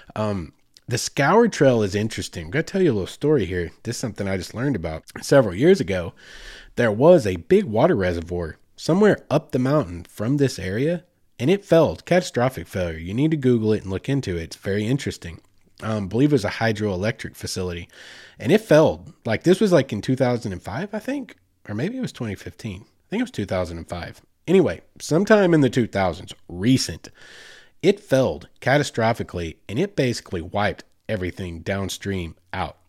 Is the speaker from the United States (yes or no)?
yes; Oklahoma, United States; I grew up in Oklahoma